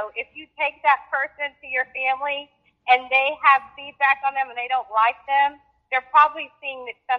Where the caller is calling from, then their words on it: Fort Worth, Texas, United States; I'm from Fort Worth, Texas.